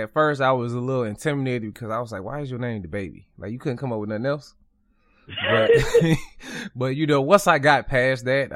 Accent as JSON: {"language": "English", "town": "Atlanta", "region": "Georgia", "country": "United States", "said": "I'm from Atlanta"}